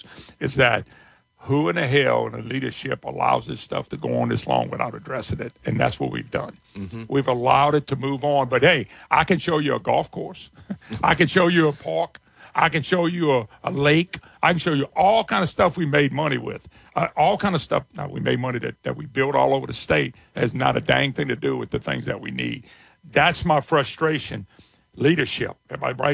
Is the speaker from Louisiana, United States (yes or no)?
yes; Plaquemine, Louisiana, United States; I was born and raised in Plaquemine in Baton Rouge